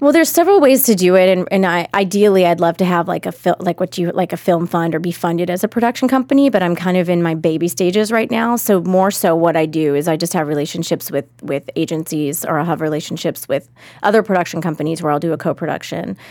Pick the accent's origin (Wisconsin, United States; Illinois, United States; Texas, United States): Texas, United States; Austin; Austin's my hometown